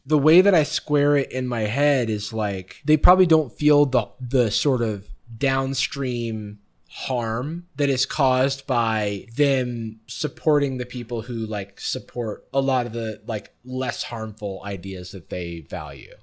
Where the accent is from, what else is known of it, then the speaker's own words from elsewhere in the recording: the South, United States; also born or lived in Gainesville, Florida / Atlanta; I grew up in the South also.